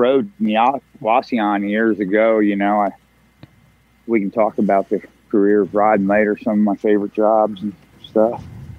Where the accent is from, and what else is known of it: Pennsylvania, United States; born or raised there